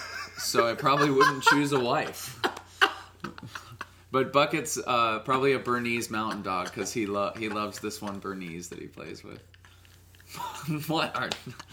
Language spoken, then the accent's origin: English; Ann Arbor, Michigan, United States; now in Chicago, United States; So I live in Chicago, but I was born in Michigan, and for several years I grew up in Ann Arbor.